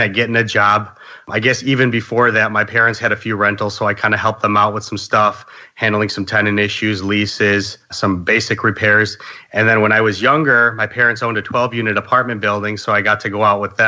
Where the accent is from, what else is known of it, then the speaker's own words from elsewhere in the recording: Chicago, Illinois, United States; I grew up in Chicago and around here, things are kind of crazy expensive